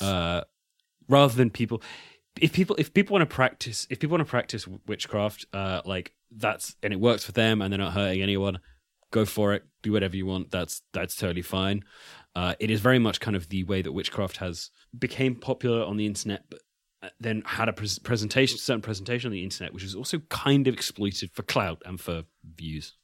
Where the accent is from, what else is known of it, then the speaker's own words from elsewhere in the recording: United Kingdom; I'm British